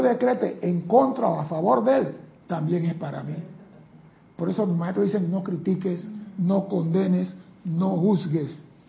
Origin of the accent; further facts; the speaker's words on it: Panama; mi país